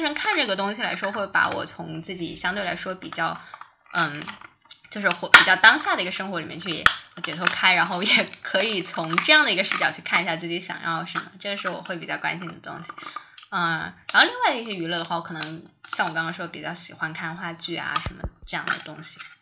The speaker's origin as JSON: {"language": "Chinese", "region": "Chongqing", "country": "China", "tie": "born or raised there", "also_born_or_lived": "Hangzhou", "moved": "yes", "lives_now": "Beijing, China", "said": "那可能我家乡有个很好的机会，重庆有个很好的机会"}